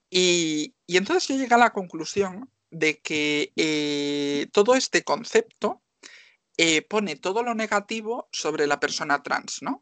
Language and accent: Spanish; Marín, Galicia, Spain; yo soy una chica de Marín, que tengo 24 años